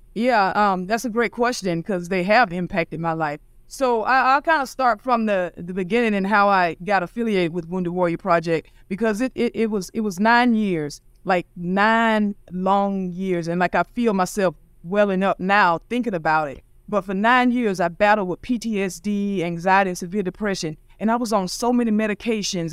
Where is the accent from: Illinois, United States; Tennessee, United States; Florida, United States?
Florida, United States; St. Augustine; I grew up in Saint Augustine, Florida